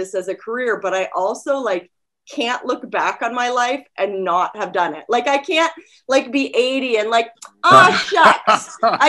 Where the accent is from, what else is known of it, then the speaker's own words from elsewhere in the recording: D.C., District of Columbia, United States; moved away as an adult; also born or lived in North Carolina / Cape Cod, Massachusetts / Nashville, Tennessee; now in Los Angeles, United States; I really grew up outside of DC